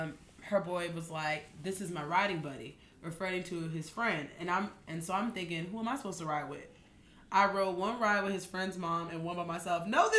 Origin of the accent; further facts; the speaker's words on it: Maryland, United States; We're from Maryland.